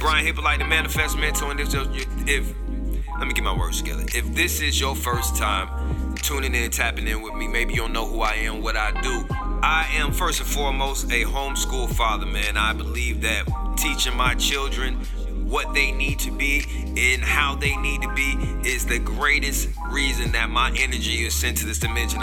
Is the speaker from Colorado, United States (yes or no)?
no; Tampa, Florida, United States; my hometown city, Tampa, Florida